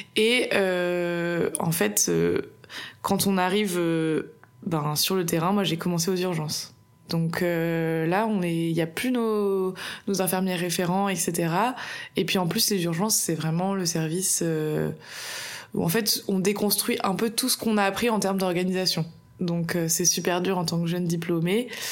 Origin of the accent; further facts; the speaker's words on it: Bordeaux, Nouvelle-Aquitaine, France; je suis bordelaise et j'ai passé toute ma vie à Bordeaux.